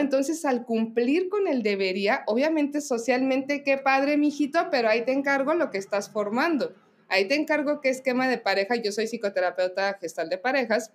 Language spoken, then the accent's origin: Spanish; Mexico; nosotros como mexicanos